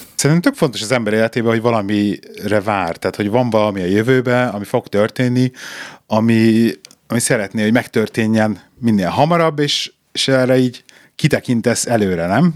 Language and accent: Hungarian; Hungary; now in England; itt vagyunk magyarként Angliában